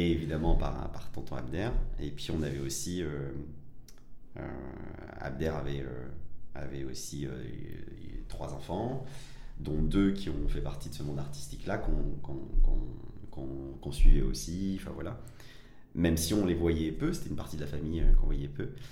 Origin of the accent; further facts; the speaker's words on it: Évry, Île-de-France, France; also born or lived in Villeurbanne / Algeria / Paris; j'ai grandi majoritairement, euh, euh, en France, euh, euh, à Évry, euh, cité des, des pyramides